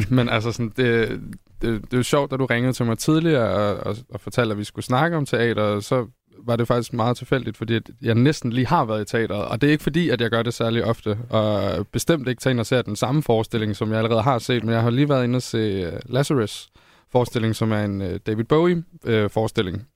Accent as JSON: {"language": "Danish", "town": "Holstebro", "region": "Central Denmark Region", "country": "Denmark", "said": "Odin Teateret Holstebro. Jeg er selv fra"}